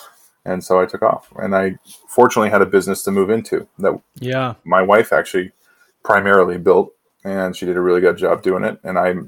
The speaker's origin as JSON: {"language": "English", "town": "San Diego", "region": "California", "country": "United States", "tie": "born there", "also_born_or_lived": "Washington / Oregon / Oklahoma", "lives_now": "Idaho, United States", "said": "I was born in San Diego. And then we wound up living in Washington, Oregon, Oklahoma, back up to Washington, down to California. And now here I am in Idaho."}